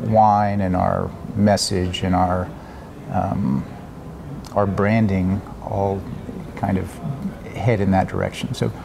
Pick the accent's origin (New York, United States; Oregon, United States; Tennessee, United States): Oregon, United States; Southern; I grew up in Southern Oregon, so I'm very interested in possibly doing something down there. In fact, my parents still have a cattle ranch down there.